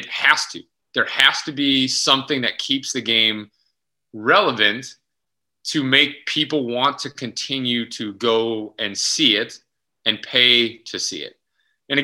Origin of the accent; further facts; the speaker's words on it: Midwest, United States; growing up in the Midwest and basically Bob's living my whole life in the Midwest